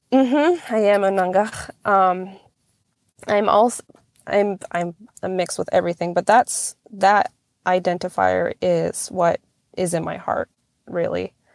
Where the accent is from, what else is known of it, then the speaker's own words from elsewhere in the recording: Nelson Lagoon, Alaska, United States; now in Cold Bay, United States; I am originally from Nelson Lagoon, Alaska. It is out on the Alaska Peninsula